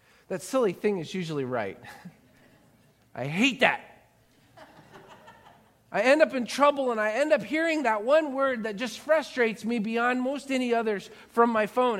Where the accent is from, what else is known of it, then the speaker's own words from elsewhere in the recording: Florida, United States; Growing up in Florida